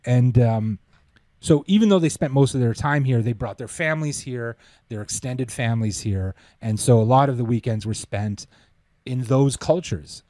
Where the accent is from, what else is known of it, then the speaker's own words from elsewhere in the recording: Toronto, Ontario, Canada; moved away as an adult; also born or lived in England; we're from Toronto